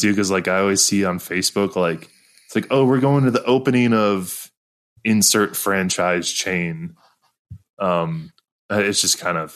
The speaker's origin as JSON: {"language": "English", "region": "central Wisconsin", "country": "United States", "tie": "born or raised there", "moved": "yes", "said": "my hometown in central Wisconsin"}